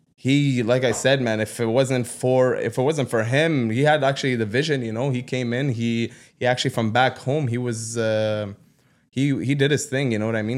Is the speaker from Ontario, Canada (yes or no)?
yes; Ottawa, Ontario, Canada; I grew up in Ottawa South